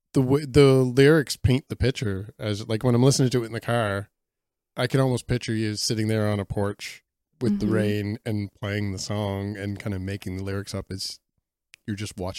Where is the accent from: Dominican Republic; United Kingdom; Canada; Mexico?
Canada; I don't know French myself, so I'm embarrassed by that as a Canadian